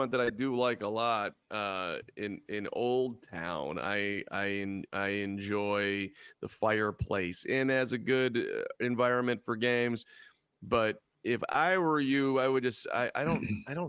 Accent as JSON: {"language": "English", "town": "Highland Park", "region": "Illinois", "country": "United States", "tie": "born or raised there", "said": "I grew up in Highland Park"}